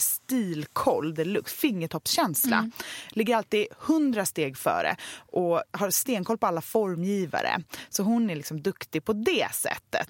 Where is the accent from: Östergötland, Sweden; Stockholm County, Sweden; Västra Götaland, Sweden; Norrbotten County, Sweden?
Västra Götaland, Sweden; Gothenburg; jag är ju uppvuxen i Göteborg med två ja. konstnärer till föräldrar